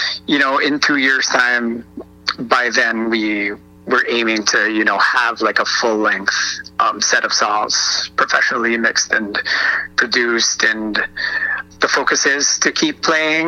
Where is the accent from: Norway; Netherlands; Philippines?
Philippines; moved away; I grew up back in the Philippines